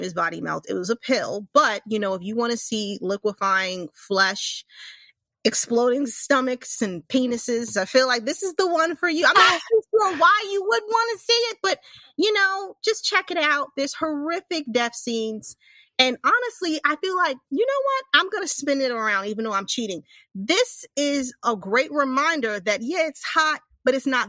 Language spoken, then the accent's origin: English; New York City, New York, United States; growing up in New York